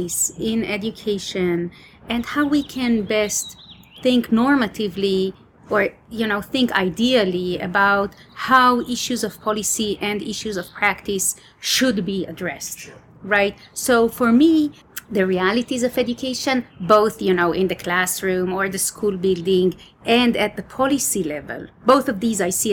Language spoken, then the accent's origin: English; Israel; moved away as an adult; Israel, my home country.